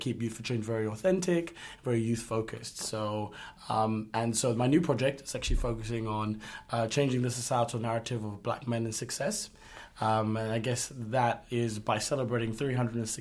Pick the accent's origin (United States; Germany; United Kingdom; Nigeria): United Kingdom; from the United Kingdom